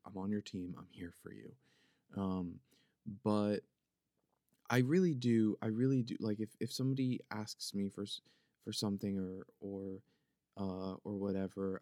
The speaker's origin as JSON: {"language": "English", "town": "Philadelphia", "region": "Pennsylvania", "country": "United States", "accent": "Philly", "said": "It's my Philadelphia accent, it's my Philly accent"}